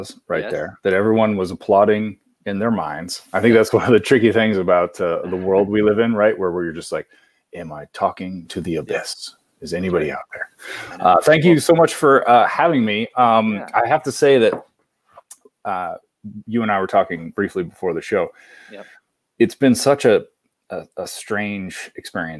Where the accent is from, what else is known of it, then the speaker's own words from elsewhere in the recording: Kansas, United States; also born or lived in Menlo Park, California; now in Los Angeles, United States; I am from Kansas